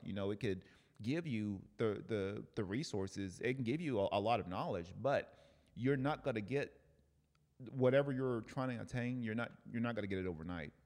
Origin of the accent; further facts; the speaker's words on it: Cleveland, Tennessee, United States; now in Oceanside, United States; Cleveland, Tennessee, my hometown